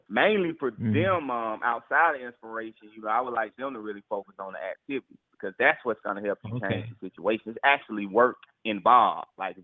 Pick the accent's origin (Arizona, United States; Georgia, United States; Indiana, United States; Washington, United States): Georgia, United States; Atlanta; I was born and raised in Atlanta, Georgia